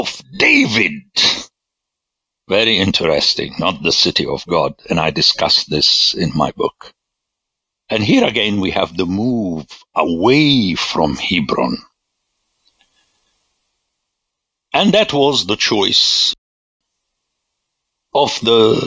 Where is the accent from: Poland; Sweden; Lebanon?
Lebanon; I grew up in Lebanon